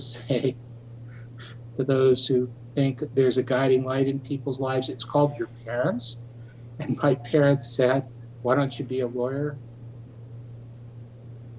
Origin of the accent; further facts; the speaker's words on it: Winnipeg, Manitoba, Canada; moved away as an adult; now in Toronto, Canada; I grew up in Winnipeg. I was born and raised there. I moved to Toronto in 1976 to go to law school